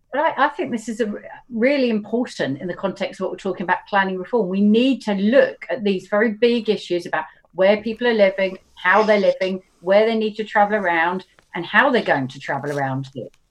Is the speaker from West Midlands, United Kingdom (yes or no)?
no; Horsham, South East England, United Kingdom; moved away; I don't live, but I grew up in Horsham